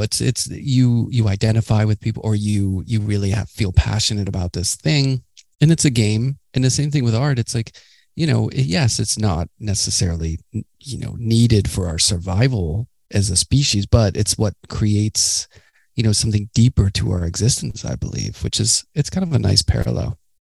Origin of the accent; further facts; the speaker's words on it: Pittsburgh, Pennsylvania, United States; I grew up in Pittsburgh